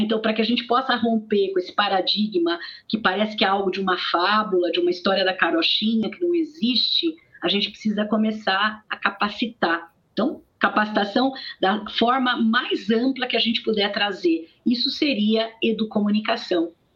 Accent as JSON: {"language": "Portuguese", "region": "interior of São Paulo", "country": "Brazil", "said": "Eu sou do interior de São Paulo"}